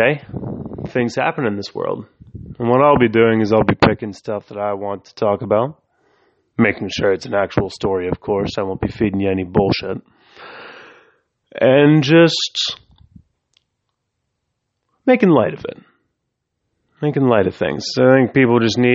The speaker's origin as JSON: {"language": "English", "town": "Pittsburgh", "region": "Pennsylvania", "country": "United States", "said": "I'm from the Pittsburgh area"}